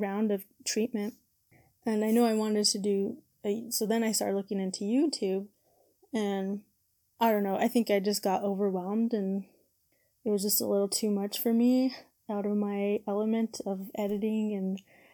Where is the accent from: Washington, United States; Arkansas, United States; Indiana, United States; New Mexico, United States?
New Mexico, United States; Albuquerque; I am from Albuquerque, New Mexico, also known as Burque, the Duke City.